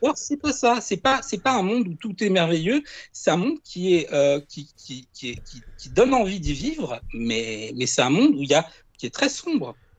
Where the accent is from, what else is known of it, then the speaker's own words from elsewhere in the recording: Ajaccio, Corsica, France; est d'Ajaccio, mais moi aussi.